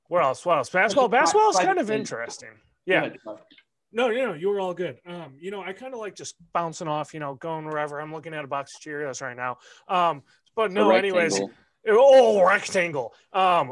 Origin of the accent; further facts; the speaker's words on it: Illinois, United States; also born or lived in Ohio; I was born in Illinois